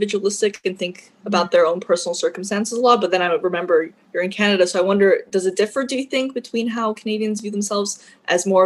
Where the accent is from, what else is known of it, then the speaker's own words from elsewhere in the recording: Lebanon; I grew up in the Middle East mainly